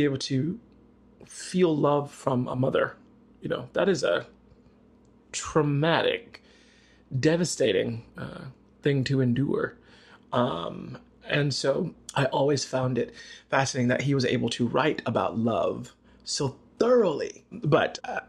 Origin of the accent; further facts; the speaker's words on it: the South, United States; Growing up in the South, being a little gay boy